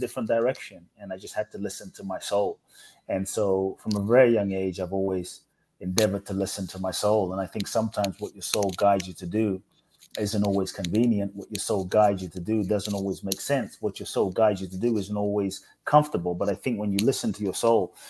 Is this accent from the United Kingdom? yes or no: yes; London, United Kingdom; also born or lived in Ghana; I grew up in London